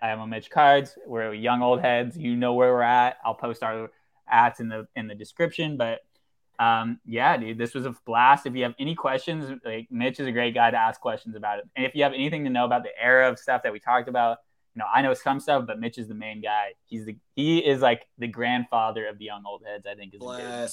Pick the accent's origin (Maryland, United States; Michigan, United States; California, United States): California, United States; Oakland; we're both from Oakland